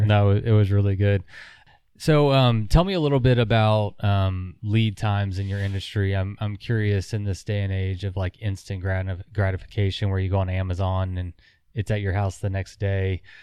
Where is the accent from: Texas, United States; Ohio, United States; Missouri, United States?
Texas, United States; We're from Texas